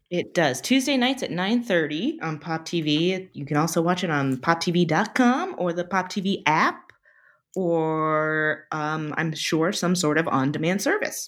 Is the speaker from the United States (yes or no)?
yes; United States; I'm pretty American